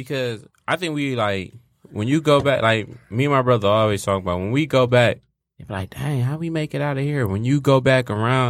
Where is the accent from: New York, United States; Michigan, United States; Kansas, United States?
Michigan, United States; Detroit; I love going out of town and saying I'm from Detroit